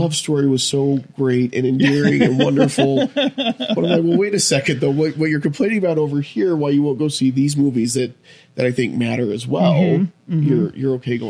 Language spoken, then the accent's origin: English; Utah, United States; I grew up here in Utah